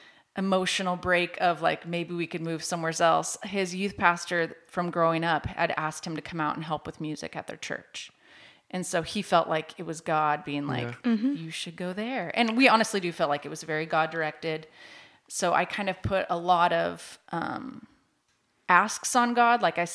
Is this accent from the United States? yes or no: yes; Washington, United States; also born or lived in Oregon; now in Joplin, United States; Originally, I was born in Oregon, but I was raised in Washington State. So out by Seattle. Mm-hmm. And then we moved to Joplin in 2010, right in time for the tornado.